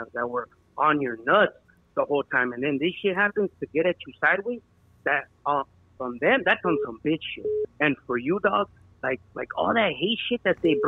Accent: Orange County, California, United States; We're from Orange County.

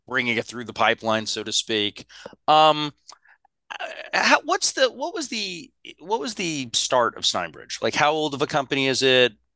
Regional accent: United States; I'm an American

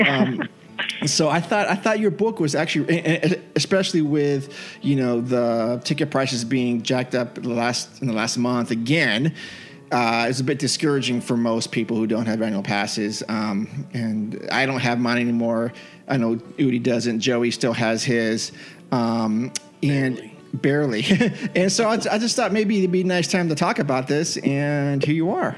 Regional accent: Bay Area, Northern California, United States; I grew up in Northern California

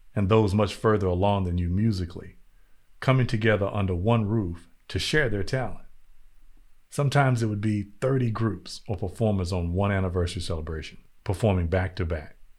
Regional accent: North Carolina, United States; growing up in North Carolina in the eighties and the nineties

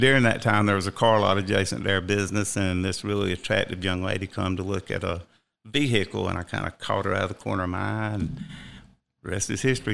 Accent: Rock Hill, South Carolina, United States; moved away as an adult; now in Cherokee County, United States; I was born and raised in Rock Hill, South Carolina.

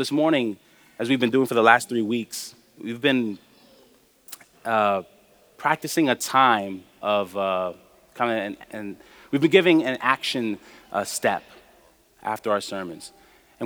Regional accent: New York City, New York, United States; I was taught as a young person growing up in New York

